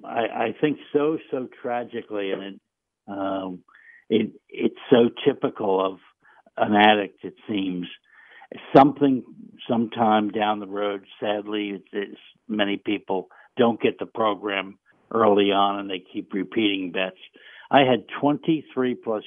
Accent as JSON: {"language": "English", "town": "Union City", "country": "United States", "tie": "born or raised there", "said": "I grew up in Union City"}